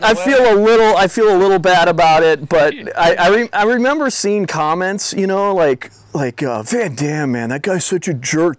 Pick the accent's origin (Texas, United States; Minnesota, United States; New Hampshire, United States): Minnesota, United States; I'm from Minnesota.